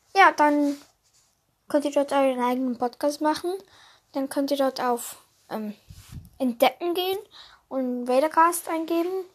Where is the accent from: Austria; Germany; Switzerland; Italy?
Switzerland; ich bin ja Schweizer